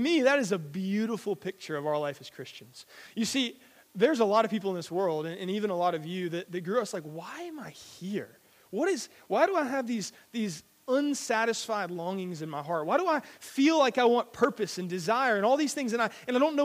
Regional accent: Georgia, United States; moved away as an adult; now in Billingshurst, United Kingdom; I'm from America. I'm from Georgia, which is in the south

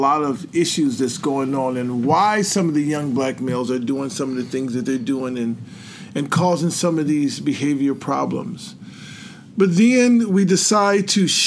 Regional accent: Milwaukee, Wisconsin, United States; moved away; also born or lived in Minnesota / Virginia; born and raised in Milwaukee, Wisconsin

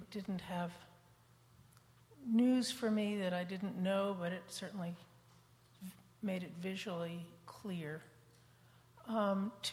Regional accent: United States; as American Jews

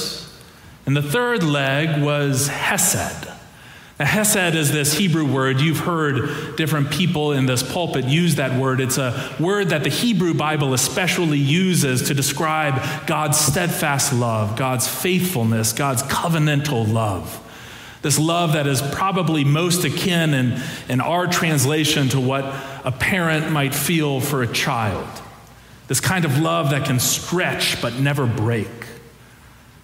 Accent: Ohio, United States; moved away; the church that I grew up in Ohio

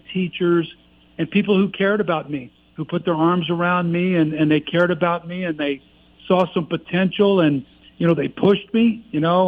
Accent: Benton, Illinois, United States; moved away as an adult; I grew up in Benton, Illinois, you know, down in southern Illinois

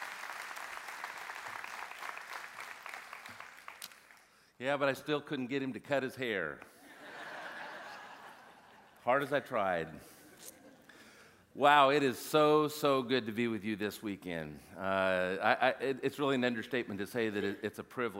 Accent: Central California, United States; I grew up in California, Central California, and did not grow up a Christian

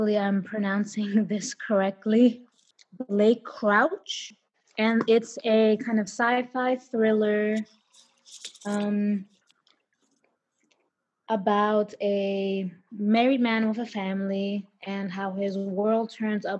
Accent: New York City, New York, United States; I'm from the Bronx.

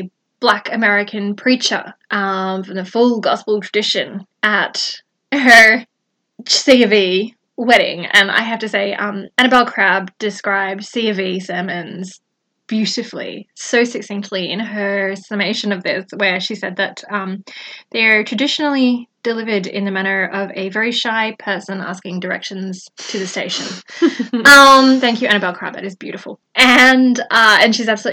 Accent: Australia; I'm Australian

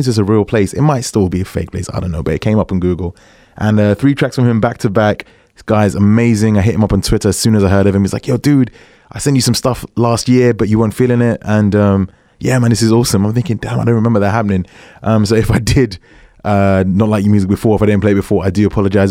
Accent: England, United Kingdom; I'm English, not American

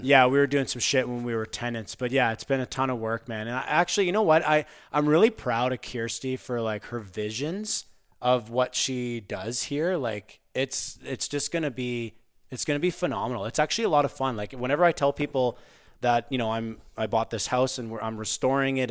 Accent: Pembroke, Ontario, Canada; we were born and raised in Pembroke, Ontario and played hockey

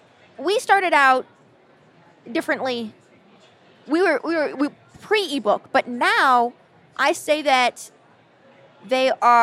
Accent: California, United States; accent: Californian; That's my Cali girl accent. There's a reason I trained it out of my voice.

